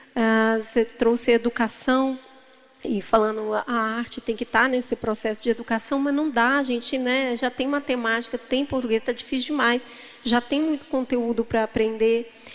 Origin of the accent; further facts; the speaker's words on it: Brazil; Enquanto brasileiros